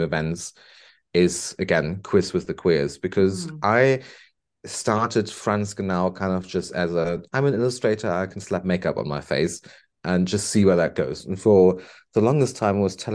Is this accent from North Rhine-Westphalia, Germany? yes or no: yes; Bonn, North Rhine-Westphalia, Germany; moved away as an adult; now in Liverpool, United Kingdom; I went back to Germany, to my hometown. Beautiful place, Bonn, former capital of Germany.